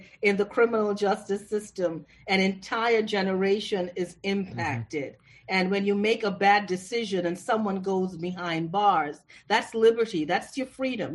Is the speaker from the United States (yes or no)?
no; Toronto, Ontario, Canada; moved away; I grew up in Toronto